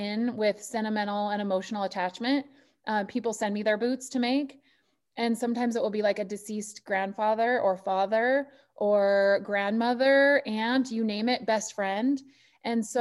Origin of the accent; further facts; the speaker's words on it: Butte, Montana, United States; now in Harrison, United States; Originally, I'm from Butte